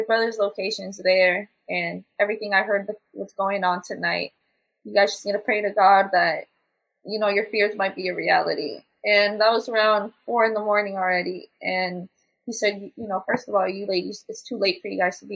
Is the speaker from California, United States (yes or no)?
yes; San Francisco, California, United States; we're not from here. We're from San Francisco.